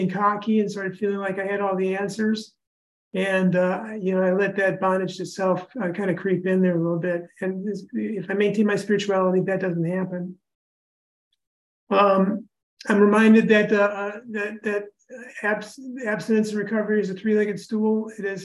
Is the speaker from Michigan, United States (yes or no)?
no; Indianapolis, Indiana, United States; I'm from Indianapolis, lived in Indiana all my life.